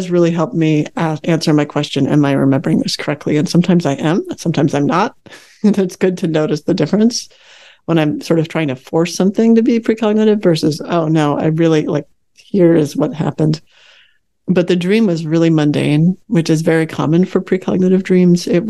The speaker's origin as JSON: {"language": "English", "town": "Chicago", "region": "Illinois", "country": "United States", "tie": "born or raised there", "also_born_or_lived": "Northern California", "moved": "yes", "lives_now": "Fairfax, Virginia, United States", "said": "I grew up in the Chicago area, and moving to California was just like a dream"}